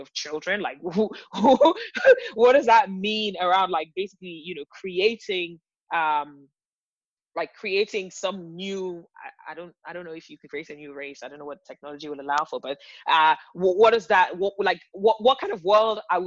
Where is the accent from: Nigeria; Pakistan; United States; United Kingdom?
Nigeria; I'm from Nigeria